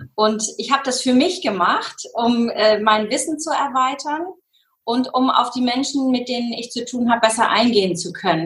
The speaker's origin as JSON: {"language": "German", "town": "Schenefeld", "region": "Schleswig-Holstein", "country": "Germany", "said": "Ich komme aus Hamburg, also aus einem kleinen äh, angrenzenden Ort von Hamburg, aus Schenefeld"}